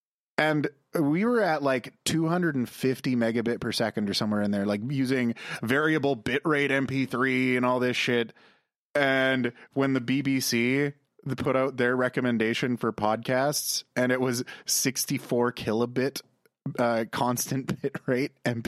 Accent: Calgary, Alberta, Canada; Because we're from Calgary and needs a cowboy hat.

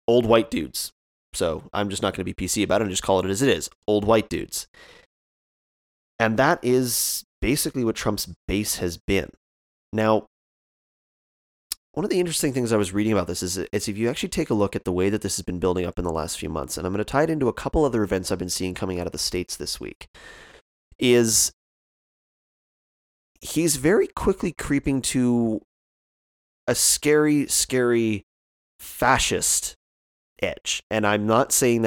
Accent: Canada; as a Canadian

